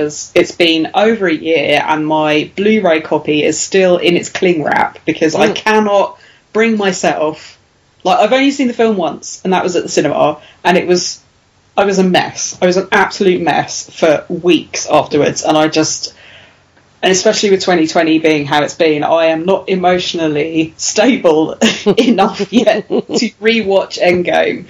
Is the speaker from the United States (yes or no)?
no; England, United Kingdom; we don't do that in England because we're British